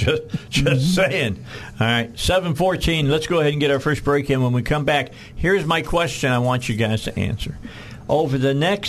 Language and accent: English; Highland, Indiana, United States; a place where I grew up at in Highland, Indiana, on Kennedy Avenue